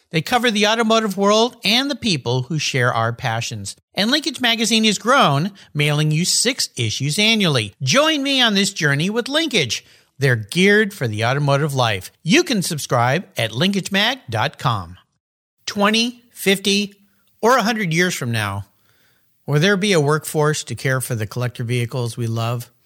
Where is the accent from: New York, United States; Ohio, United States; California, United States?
California, United States; La Jolla; La Jolla Concours, my hometown concours